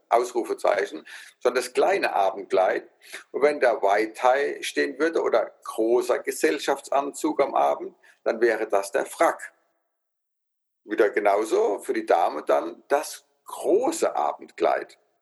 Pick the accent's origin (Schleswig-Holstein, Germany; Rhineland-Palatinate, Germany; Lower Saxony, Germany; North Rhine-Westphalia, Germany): Rhineland-Palatinate, Germany; accent: Palatinate dialect (Pfälzisch); dass ich Pfälzer bin, ne, von meinem Dialekt, der einfach mitschwingt